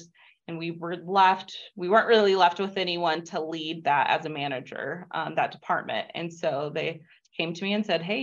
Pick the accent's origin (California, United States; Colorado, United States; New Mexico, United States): New Mexico, United States; Clovis; I grew up in Clovis, New Mexico